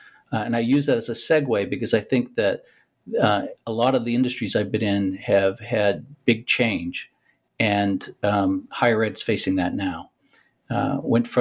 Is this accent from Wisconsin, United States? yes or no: no; Boston, Massachusetts, United States; I was born and raised in Boston, went to school in Boston